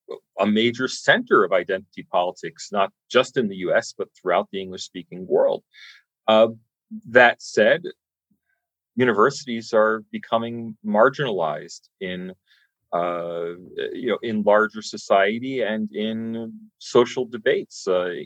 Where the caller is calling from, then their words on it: Sydney, New South Wales, Australia; but I'm speaking from Sydney, Australia, so who really knows?